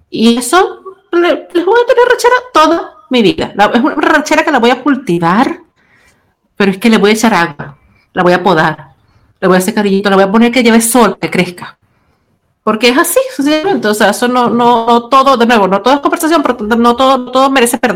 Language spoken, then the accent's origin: Spanish; Chile; accent: Chilean; por soportar mi acento chileno extraño.